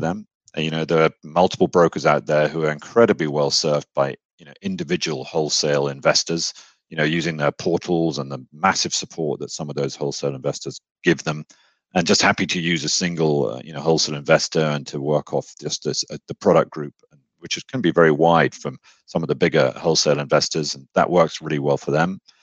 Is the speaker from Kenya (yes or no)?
no; United Kingdom; accent: British; moved away as an adult; now in Texas, United States; I was born in the UK. Um, I'm a Brit